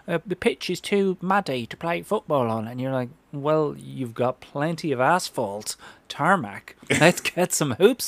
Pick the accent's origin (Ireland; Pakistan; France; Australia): Ireland; moved away; as an Irish kid